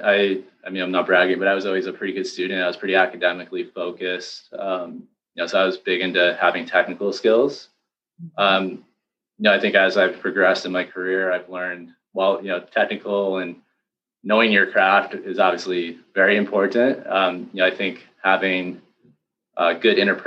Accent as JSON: {"language": "English", "region": "Connecticut", "country": "United States", "tie": "born or raised there", "also_born_or_lived": "North Haven, Connecticut / Boston, Massachusetts", "moved": "as an adult", "said": "I'm actually from the East Coast originally. I grew up in Connecticut."}